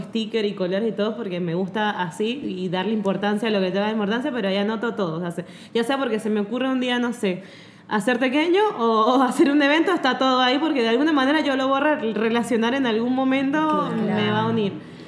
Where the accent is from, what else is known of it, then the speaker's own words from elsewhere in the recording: Mérida, Venezuela; moved away; yo soy de Mérida